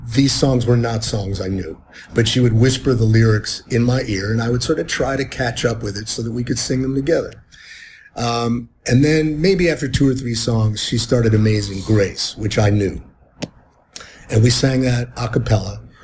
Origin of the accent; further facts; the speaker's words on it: Cleveland, Ohio, United States; I was growing up in Cleveland in the 60s and early 70s